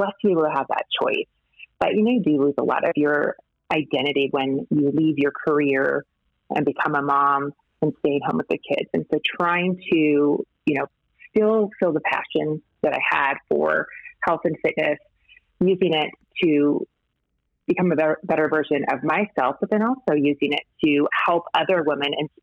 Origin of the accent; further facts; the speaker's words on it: Montana, United States; I grew up in Montana, the daughter of a cattle rancher